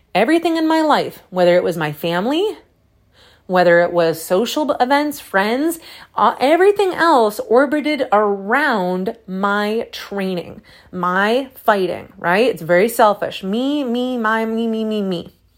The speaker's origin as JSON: {"language": "English", "town": "Syracuse", "region": "New York", "country": "United States", "accent": "Syracuse", "said": "my Syracuse accent"}